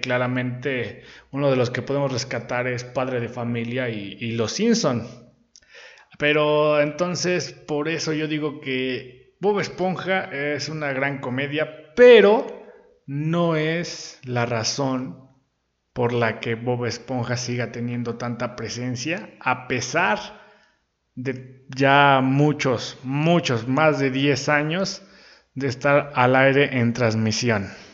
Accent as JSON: {"language": "Spanish", "region": "Puebla", "country": "Mexico", "said": "aquí en Puebla, yo soy de Puebla"}